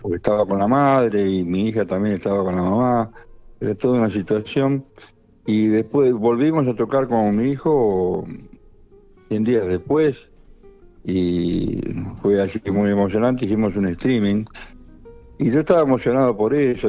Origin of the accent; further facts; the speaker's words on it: Monte Grande, Buenos Aires Province, Argentina; de donde yo vengo, en Monte Grande, se escuchaba todo tipo de música